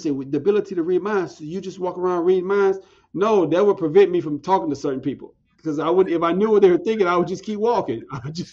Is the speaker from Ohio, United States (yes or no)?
no; Galveston, Texas, United States; I'm, okay, so I'm from I'm from Galveston, Texas.